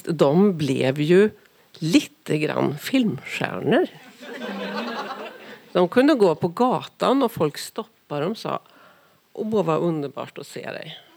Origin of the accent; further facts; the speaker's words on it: Karlstad, Värmland, Sweden; now in Norway; Vi, Vi är, är ju från Karlstad bägge två.